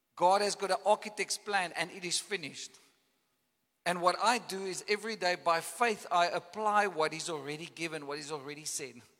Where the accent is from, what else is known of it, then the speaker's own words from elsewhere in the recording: Caledon, Western Cape, South Africa; I come from Caledon, you know, and there's this big valley that, that, that the farm that I grew up